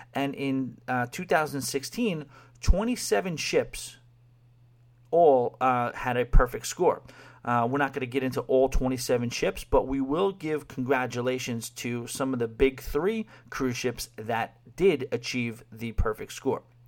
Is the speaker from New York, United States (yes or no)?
yes; New York City, New York, United States; moved away; also born or lived in Long Island; growing up in New York City and Long Island